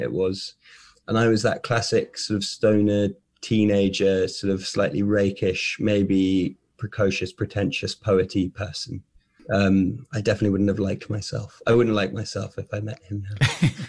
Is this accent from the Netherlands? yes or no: no; England, United Kingdom; born or raised there; moved away